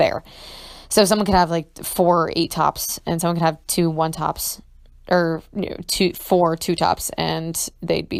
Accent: Ohio, United States; moved away as an adult; also born or lived in New York; I'm from Ohio

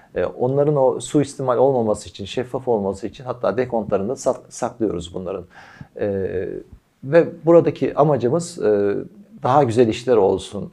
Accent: Kütahya, Turkey; biz Kütahyalıyız.

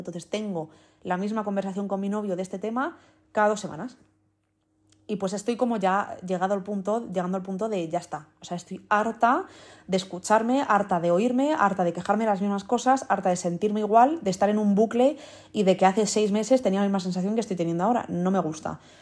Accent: Madrid, Community of Madrid, Spain; also born or lived in Netherlands / United States; yo soy de aquí, o sea, yo he crecido aquí, digamos, entre comillas, con cuatro años es como si hubiese nacido aquí toda la vida

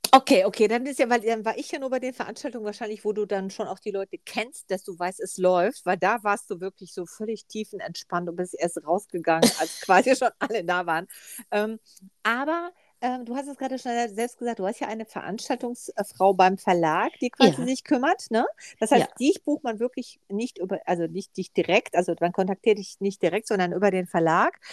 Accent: Ahlen, North Rhine-Westphalia, Germany; ich komme ja aus Ahlen.

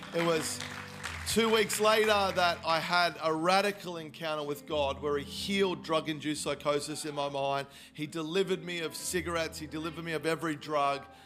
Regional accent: Melbourne, Victoria, Australia; moved away; I am originally from Melbourne

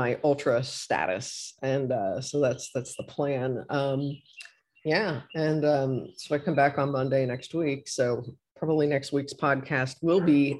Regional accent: Batavia, Ohio, United States; moved away; my hometown of Batavia, Ohio

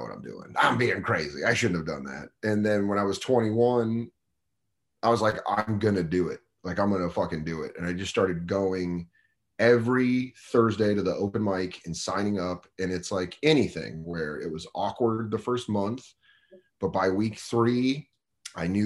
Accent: Colorado, United States; moved away as an adult; also born or lived in Tucson, Arizona; I grew up in Colorado

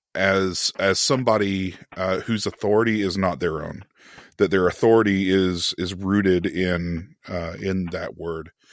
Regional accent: United States; being an American

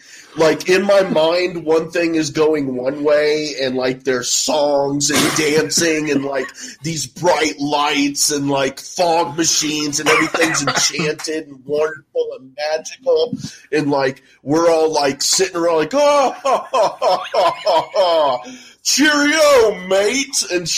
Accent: Houston, Texas, United States; moved away; I grew up in Houston

